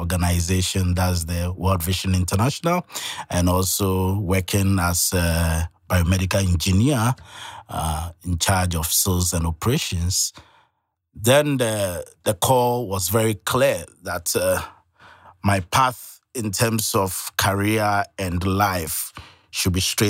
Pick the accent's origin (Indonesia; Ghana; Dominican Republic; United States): Ghana; Well, like you said, I'm from Ghana, and a student of Dayspring